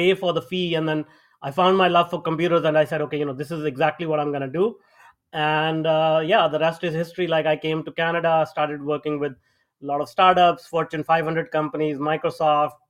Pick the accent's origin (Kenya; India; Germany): India; moved away; I grew up in India, if people can tell from my accent. I grew up in India.